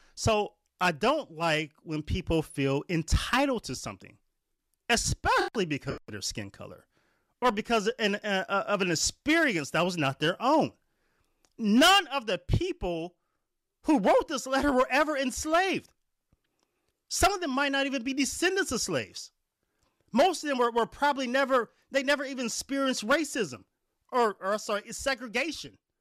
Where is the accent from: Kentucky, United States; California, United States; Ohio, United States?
Ohio, United States; Warren; where I was raised at in Warren, Ohio